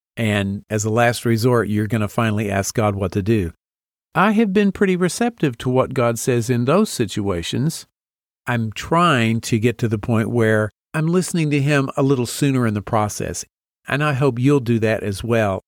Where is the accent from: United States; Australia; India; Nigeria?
United States; Amarillo, Texas; moved away as an adult; also born or lived in Nashville, Tennessee / Boston, Massachusetts; I grew up in Amarillo, Texas